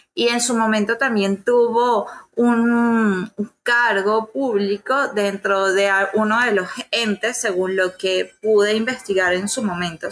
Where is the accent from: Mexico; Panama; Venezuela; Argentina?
Venezuela; en mi país